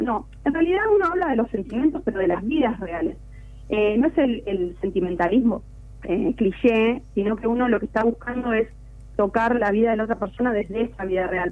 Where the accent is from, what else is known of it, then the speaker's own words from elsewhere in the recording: Argentina; nos tocan como, como argentinos